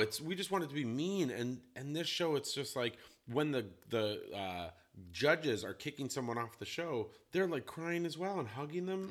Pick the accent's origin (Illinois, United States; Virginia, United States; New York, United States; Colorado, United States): Colorado, United States; now in Portland, United States; I grew up in Colorado where it's like sunny